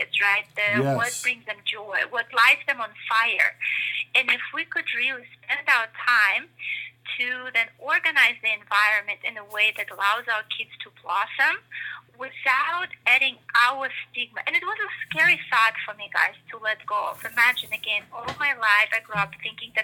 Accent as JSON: {"language": "English", "country": "Russia", "tie": "born or raised there", "moved": "yes", "said": "I come from Russia, right, originally. And so I came, I guess, with this big, and I grew up during the communist Russia"}